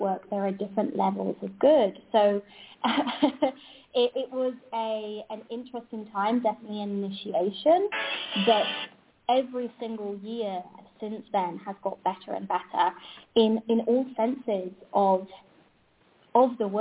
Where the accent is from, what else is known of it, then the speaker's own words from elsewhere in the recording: Spain; I'm from Spain